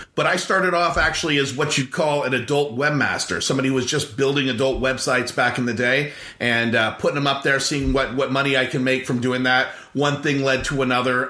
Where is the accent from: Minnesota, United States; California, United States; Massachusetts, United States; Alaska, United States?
California, United States; Central Coast; I grew up in California, off the Central Coast in the Pacific Ocean.